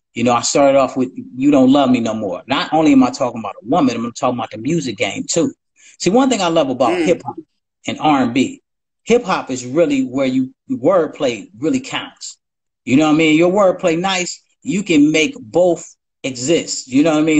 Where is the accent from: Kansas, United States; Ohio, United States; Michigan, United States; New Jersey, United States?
Ohio, United States; I'm from Ohio